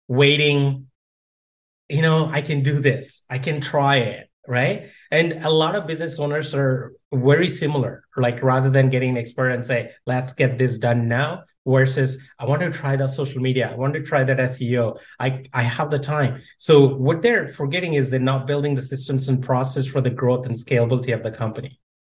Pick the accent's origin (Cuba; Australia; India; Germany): India; moved away; I grew up in India